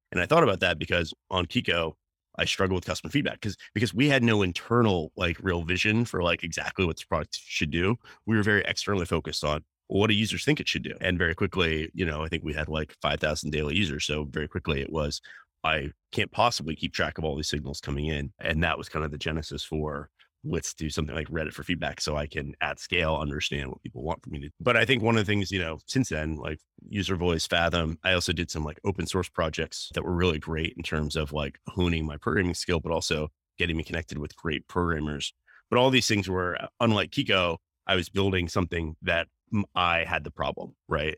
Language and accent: English; North Carolina, United States; moved away; I grew up in North Carolina, which is actually where I am today